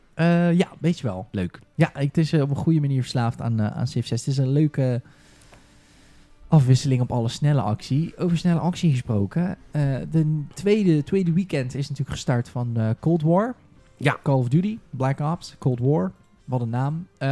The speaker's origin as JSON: {"language": "Dutch", "town": "Rotterdam", "region": "South Holland", "country": "Netherlands", "said": "ik kom uit Rotterdam."}